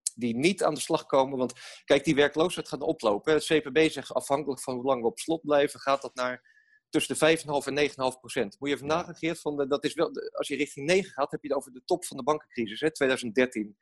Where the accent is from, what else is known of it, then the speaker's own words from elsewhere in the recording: Rotterdam, South Holland, Netherlands; wij, wij zijn Rotterdammers